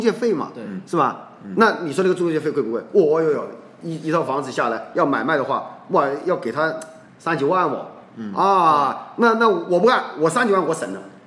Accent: China

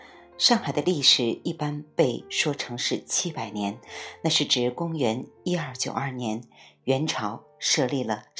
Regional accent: Yuyao, Zhejiang, China; 最早的应该是我家乡余姚的田螺山文化遗址和河姆渡文化遗址。

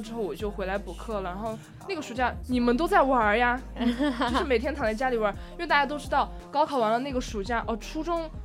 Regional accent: Sichuan, China; accent: Sichuanese; 用我们四川话

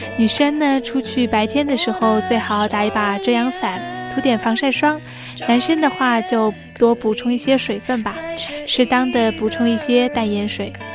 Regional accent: China; 我们中国人

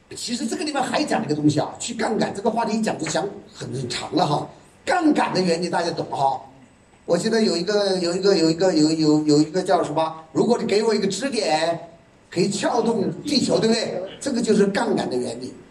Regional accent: Yichang, Hubei, China; 我来自宜昌，宜昌这个地方有山，所以我们经常唱山歌

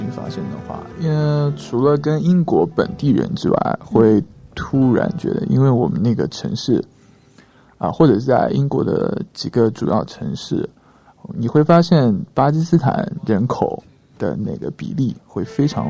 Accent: China; now in Pakistan; 他看到我们是中国人，会多送我们饮料

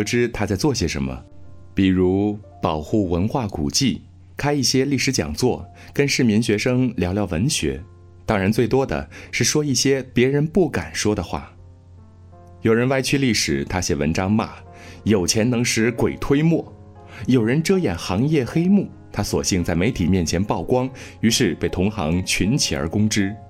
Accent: Nanyang, Henan, China; 他大半辈子都生活在河南南阳，那是我的家乡，所以我从小就知道他。我家门口的那条马路，一直走，一直走。

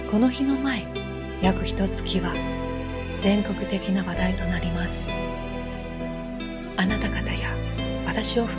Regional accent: Japan; moved away; also born or lived in Beijing; 地震国と呼ばれる日本で生まれ育ったのですから

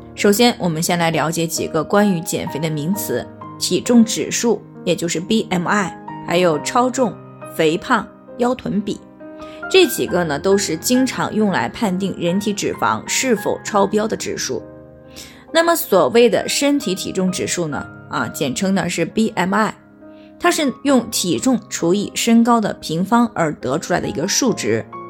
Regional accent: China; 我们中国人

